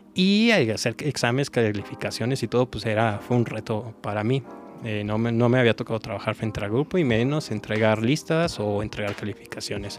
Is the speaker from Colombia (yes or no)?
no; Celaya, Guanajuato, Mexico; moved away; yo estaba en mi tierra natal, Celaya